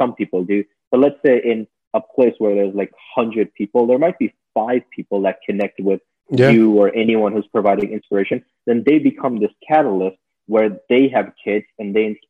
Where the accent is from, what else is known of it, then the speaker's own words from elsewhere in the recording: Jersey City, New Jersey, United States; also born or lived in Miami; growing up in Jersey City back in like the 90s